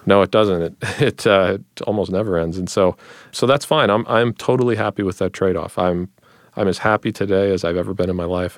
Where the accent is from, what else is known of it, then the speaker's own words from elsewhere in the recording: Northeast Ohio, United States; also born or lived in Stanford, California; I grew up here in Northeast Ohio